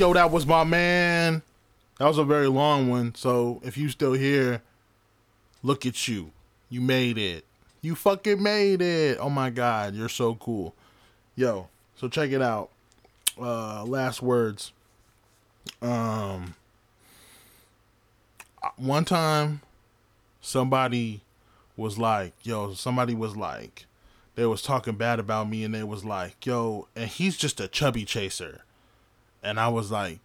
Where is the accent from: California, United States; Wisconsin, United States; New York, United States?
California, United States; Sunnyvale; moved away; also born or lived in Los Angeles, California; I'm from Sunnyvale.